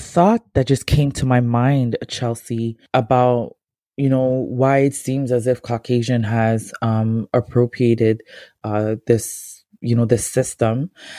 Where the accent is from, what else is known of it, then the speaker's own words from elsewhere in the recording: Ghana; me being a Ghanaian